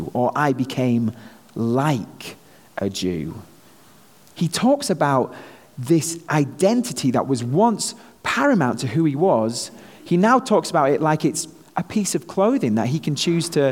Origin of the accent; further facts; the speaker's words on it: North West England, United Kingdom; moved away as an adult; now in United States; me being a Brit here in the US. You know, back home, I'm just another Brit, but here, having this accent seems to serve me pretty well